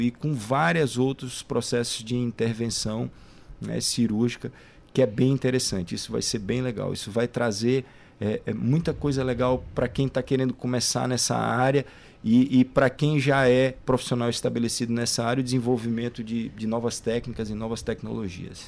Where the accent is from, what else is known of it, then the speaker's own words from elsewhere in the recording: Goiânia, Goiás, Brazil; now in São Luís, Brazil; Eu sou goiano, né? Nasci em Goiânia, em Goiás, mas já moro aqui no Maranhão há mais de 20 anos